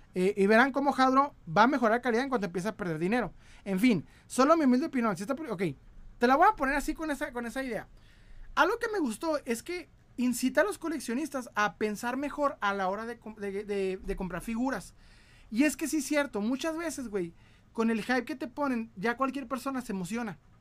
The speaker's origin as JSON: {"language": "Spanish", "town": "Ciudad Juárez", "region": "Chihuahua", "country": "Mexico", "said": "yo soy de Ciudad Juárez."}